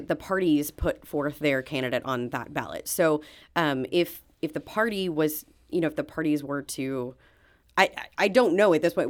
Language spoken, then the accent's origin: English; outside of Springfield, Illinois, United States; moved away as an adult; now in St. Louis, United States; I was born and raised outside of Springfield, Illinois